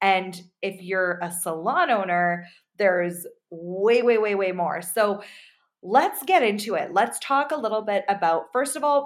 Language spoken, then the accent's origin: English; England, United Kingdom; I'm from England